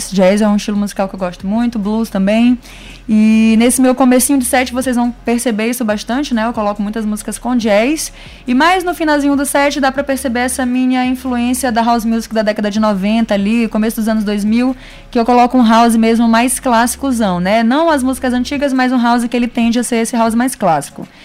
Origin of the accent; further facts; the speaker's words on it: Brazil; É, eu morava na Vila Palmeira, eu me criei na Vila Palmeira e lá na Vila Palmeira eu tinha uma tia